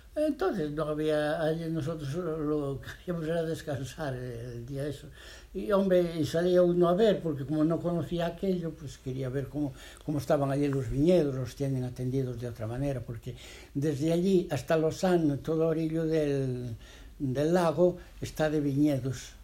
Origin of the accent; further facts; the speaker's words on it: Spain; moved away as an adult; also born or lived in Geneva, Switzerland; cuando salimos de España en aquellos tiempos